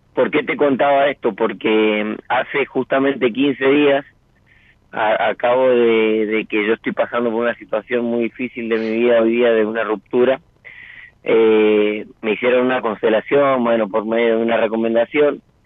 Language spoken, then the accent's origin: Spanish; San Rafael, Mendoza, Argentina; Soy de San Rafael, Mendoza.